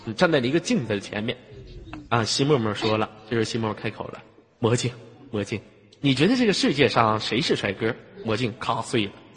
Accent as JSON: {"language": "Chinese", "region": "Inner Mongolia", "country": "China", "said": "我来自于非常美丽的内蒙古大草原"}